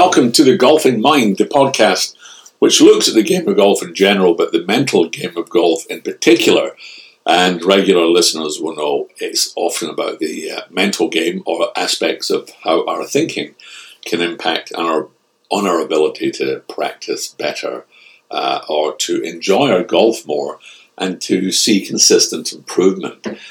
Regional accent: Scotland, United Kingdom; being a Scotsman.

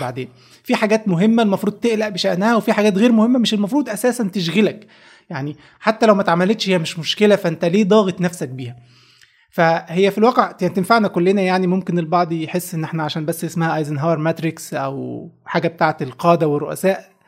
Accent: Egypt; عندنا في مصر

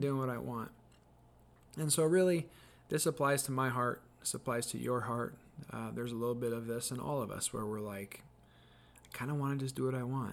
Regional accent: United States; as American Christians

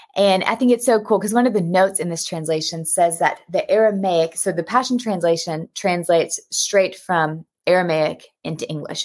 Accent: United States; moved away as an adult; also born or lived in Texas; now in Cape Town, South Africa; you can hear by my accent, though, I'm American

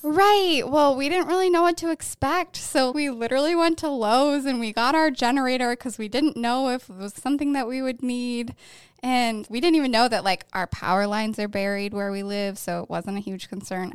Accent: Syracuse, New York, United States; moved away as an adult; also born or lived in Thousand Islands; now in Wilmington, United States; I'm from the Syracuse area and also the Thousand Islands.

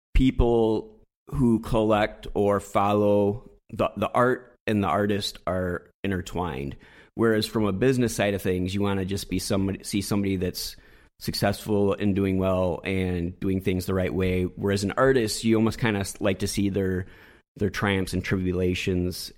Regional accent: West Michigan, United States; moved away as an adult; also born or lived in Southern California; I grew up in West Michigan, and I hung out in West Michigan

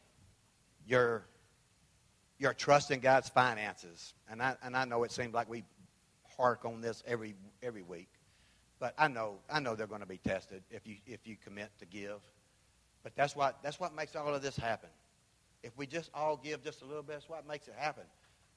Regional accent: Memphis, Tennessee, United States; I'm from Memphis

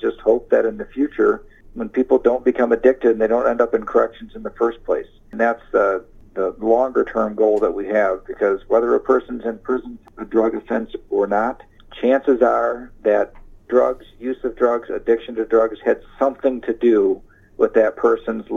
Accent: Ionia, Michigan, United States; I'm from Ionia, and I'm proud of corrections.

